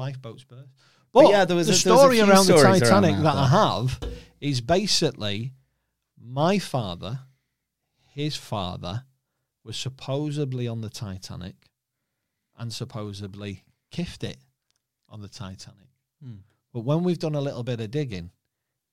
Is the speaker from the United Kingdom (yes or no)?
yes; Warrington, North West England, United Kingdom; also born or lived in Liverpool (family) / Chester; I'm from Warrington. But all my mum and dad's family are from Liverpool.